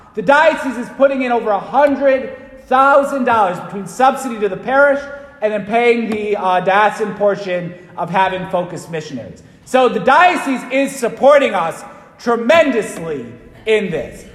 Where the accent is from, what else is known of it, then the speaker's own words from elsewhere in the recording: Waterbury, Connecticut, United States; when I was growing up in Waterbury